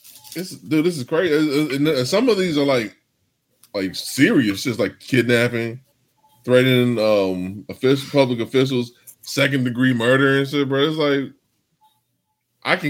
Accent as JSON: {"language": "English", "region": "California", "country": "United States", "said": "I'm from California"}